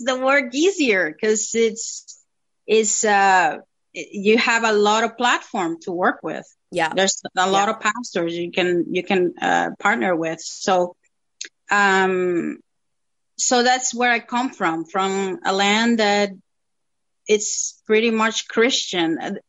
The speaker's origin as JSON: {"language": "English", "country": "Dominican Republic", "moved": "as an adult", "lives_now": "Toronto, Canada", "said": "I'm originally from the Dominican Republic and I've been in Canada for 10 years now almost."}